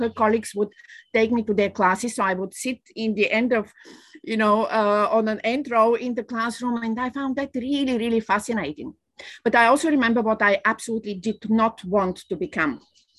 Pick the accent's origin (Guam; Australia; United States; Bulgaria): Bulgaria; moved away as an adult; I was born in Bulgaria